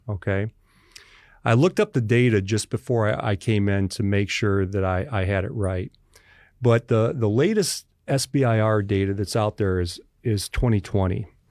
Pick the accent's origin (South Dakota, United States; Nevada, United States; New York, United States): New York, United States; Western; moved away; also born or lived in West Virginia; from Western New York, my town in New York where I grew up in is in Appalachia